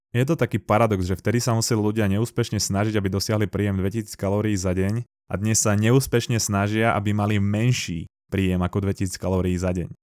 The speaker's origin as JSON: {"language": "Slovak", "country": "Slovakia", "said": "u nás na Slovensku"}